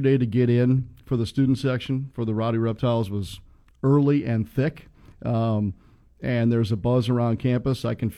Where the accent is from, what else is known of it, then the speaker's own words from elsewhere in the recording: Midwest, United States; moved away; growing up in the Midwest